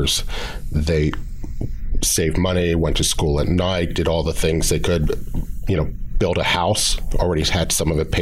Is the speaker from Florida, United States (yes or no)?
no; Pasadena, California, United States; I grew up in Pasadena